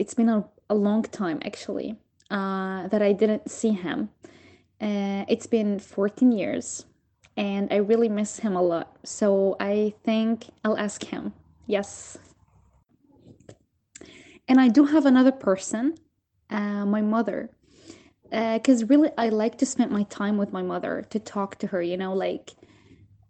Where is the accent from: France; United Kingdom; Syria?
Syria; now in Turkey; I'm from Syria